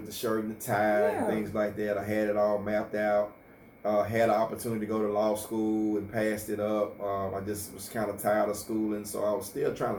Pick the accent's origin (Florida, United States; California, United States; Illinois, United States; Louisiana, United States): Louisiana, United States; Monroe; I grew up here in Monroe. Monroe is my home. In the Booker T community, wonderful parents growing up. I graduated from Carroll High School in Monroe in 92